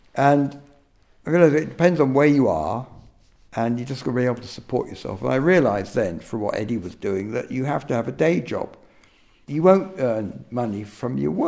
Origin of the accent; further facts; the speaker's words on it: Surrey, South East England, United Kingdom; now in North Wales, United Kingdom; I was born in Surrey